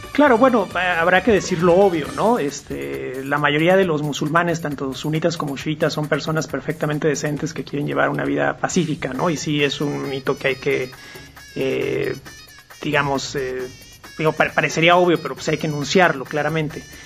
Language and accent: Spanish; Mexico; nuestra realidad cotidiana como mexicanos